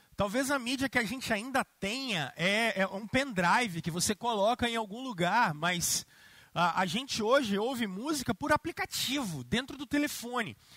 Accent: Brazil; nós que somos brasileiros

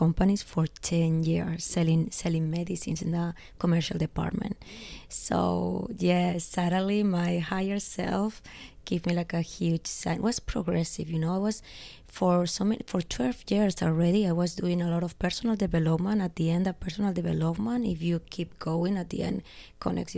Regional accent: Spain; English is a second language; also born or lived in Los Angeles; now in Barcelona, Spain; I'm from Spain

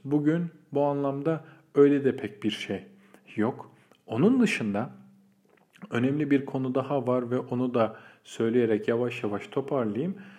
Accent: Istanbul, Turkey; doğma büyüme İstanbullu biri olarak

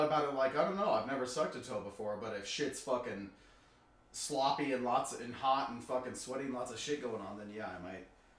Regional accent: Swan Valley, Idaho, United States; also born or lived in Las Vegas, Nevada / Palisades, Idaho; So I grew up there.

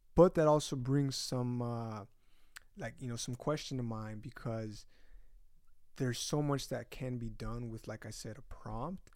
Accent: Utah, United States; first language Spanish; English is a second language; moved away; I'm from Utah

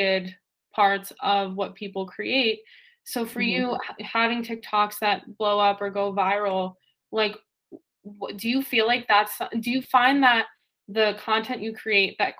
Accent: New Jersey, United States; I'm so East Coast, I'm from New Jersey, like 25 minutes from New York City

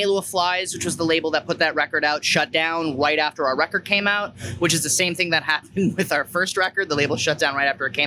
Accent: Hamilton, Ontario, Canada; We're from Hamilton, Ontario

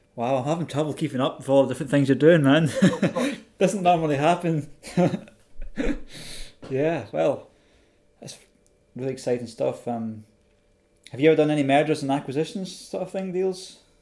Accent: Scotland, United Kingdom; a fellow Scotsman in London

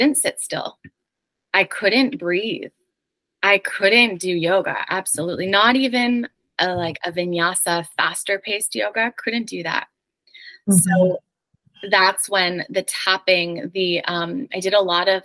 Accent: Canada; moved away as an adult; also born or lived in New York City; I'm originally Canadian, and my husband is a dual citizen, American and Canadian

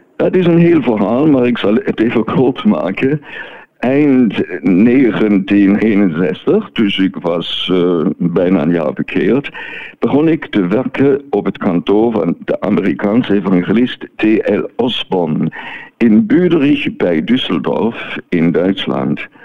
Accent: Neuhausen am Rheinfall, Schaffhausen, Switzerland; moved away as an adult; also born or lived in Martinique / Belgium / Germany; now in France; ik ben geboren en getogen in Neuhausen am Rijnveld, dus op de Rijn.

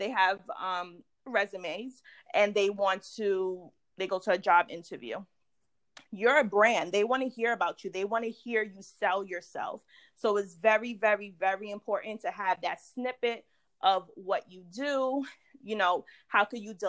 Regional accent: New York, United States; I'm from New York.

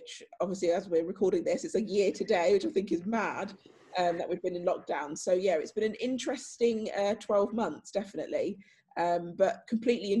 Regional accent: Northamptonshire, East Midlands, United Kingdom; I'm from Northamptonshire

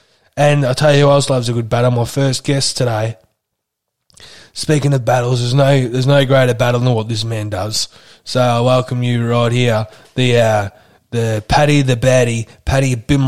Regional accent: Australia; It's called Aussies with Stories, and I'm an Aussie and I've got plenty of stories

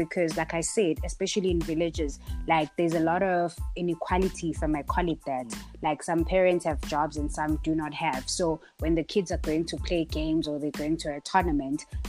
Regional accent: a rural area near Richards Bay, KwaZulu-Natal, South Africa; also born or lived in Vryheid; I was born in Gwambonambi, a rural area near Richards Bay. And then I went to primary school in Gwambonambi

